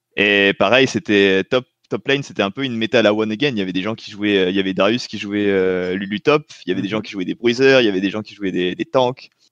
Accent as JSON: {"language": "French", "country": "French Polynesia", "tie": "born or raised there", "also_born_or_lived": "Tunisia / France", "moved": "as an adult", "said": "on est parti à Tahiti de mes 3 euh, ans à 18 ans"}